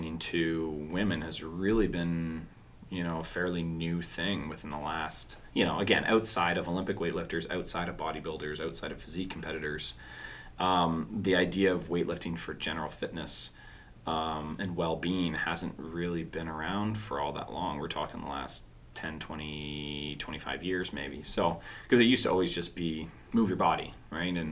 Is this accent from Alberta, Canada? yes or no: no; Orangeville, Ontario, Canada; I remember growing up in Orangeville